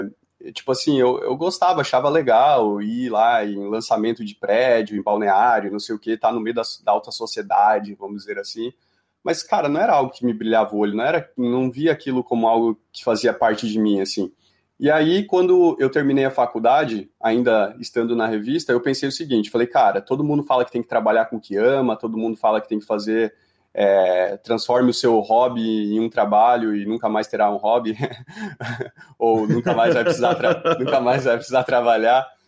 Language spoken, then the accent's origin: Portuguese; Jaraguá do Sul, Santa Catarina, Brazil; eu sou de Jaraguá do Sul, né? Como a Camila, que passou por aqui também. É, sou, sou lá da, de uma cidade do interior de Santa Catarina, né? E como é uma cidade muito industrial, assim, eu sempre cresci com aquela pegada